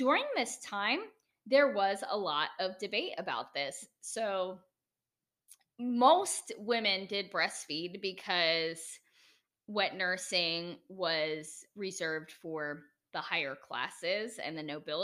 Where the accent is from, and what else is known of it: United States; accent: American